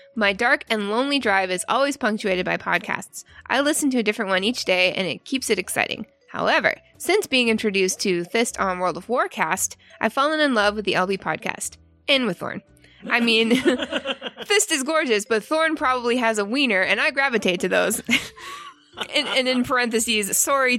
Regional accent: Canada; moved away; I used to work at a Domino's Pizza in my hometown back in Canada years ago

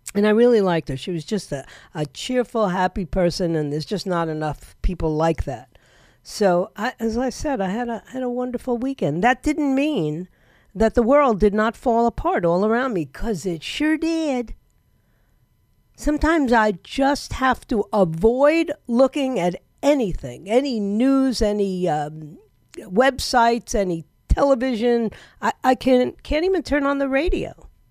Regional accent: New York City, New York, United States; now in Florida, United States; I'm actually from New York

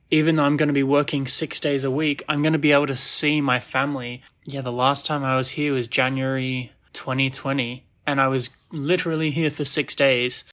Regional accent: Sydney, New South Wales, Australia; moved away as an adult; now in New Jersey, United States; where my family lives, my home town, my home city

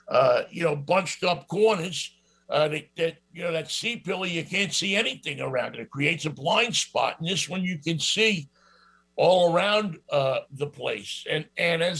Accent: New York, United States; accent: New York; I have this New York accent

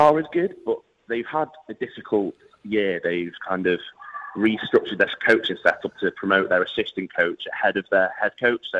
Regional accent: England, United Kingdom; as an Englishman

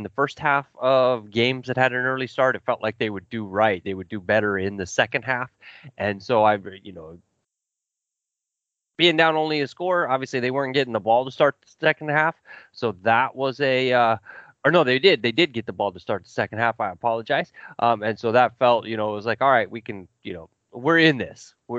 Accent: Kansas City, Missouri, United States; I grew up in the Midwest in Kansas City, and outside Kansas City.

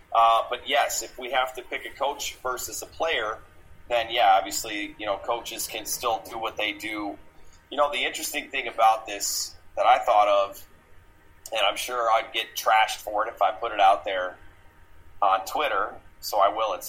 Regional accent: Midwest, United States; now in Arizona, United States; I'm from the Midwest originally, but I've lived in Arizona longer than anywhere else.

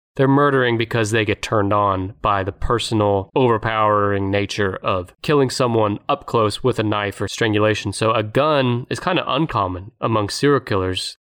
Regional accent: United States; as an American

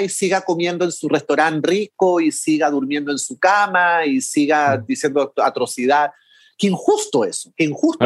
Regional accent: Chile; como somos mm. vecinos

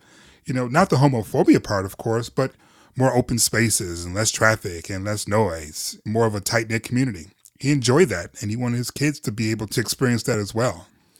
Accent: Detroit, Michigan, United States; moved away; we're both Michiganders. I'm originally from Detroit.

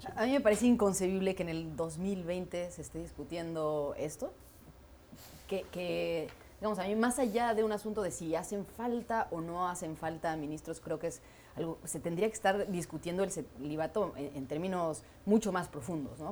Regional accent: Mexico; yo me sienta orgullosa como mexicana

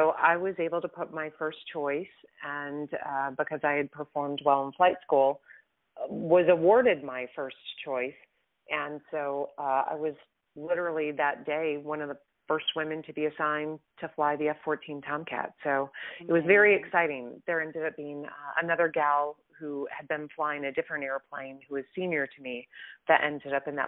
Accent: Midwest, United States; I grew up in the Midwest. I'm a Midwestern girl

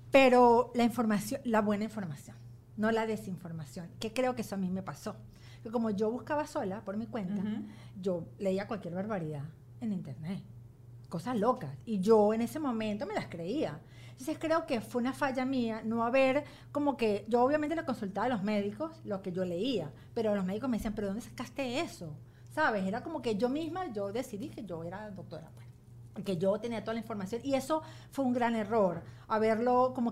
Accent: Venezuela; moved away; yo tuve hasta que me vine de Venezuela

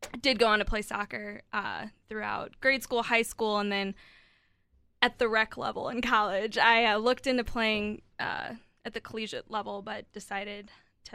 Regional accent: St. Louis, Missouri, United States; moved away as an adult; also born or lived in Columbia, Missouri; now in Kansas City, United States; I hail from St. Louis, Missouri originally

